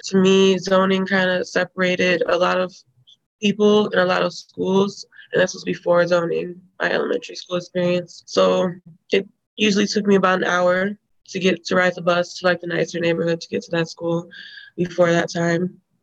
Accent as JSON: {"language": "English", "town": "Rockford", "region": "Illinois", "country": "United States", "tie": "born or raised there", "said": "I grew up in Rockford, Illinois, in a black neighborhood on the west, kind of northwest side"}